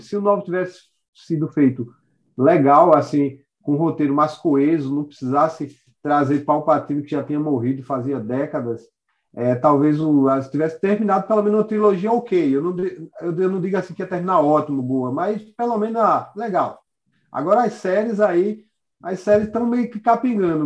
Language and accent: Portuguese; Caruaru, Pernambuco, Brazil; aqui na cidade, eu sou de Caruaru